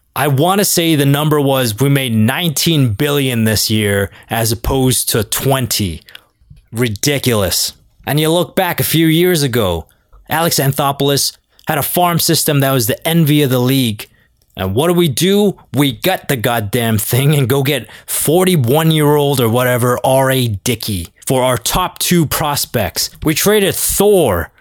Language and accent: English; Toronto, Ontario, Canada; I'm from Toronto